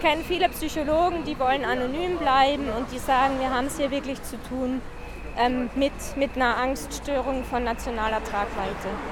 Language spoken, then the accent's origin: German; Austria; ich komme aus Österreich